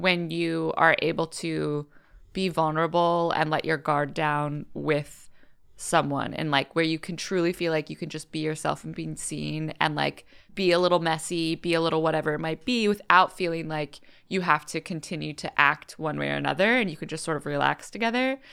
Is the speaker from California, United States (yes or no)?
yes; California, United States; growing up in California